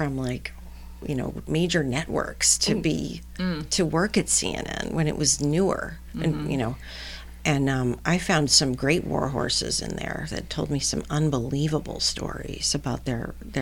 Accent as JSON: {"language": "English", "town": "Buffalo", "region": "New York", "country": "United States", "said": "I'm from Buffalo"}